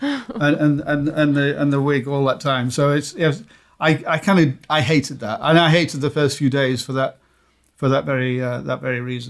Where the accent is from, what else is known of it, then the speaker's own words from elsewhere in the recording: United Kingdom; I'm British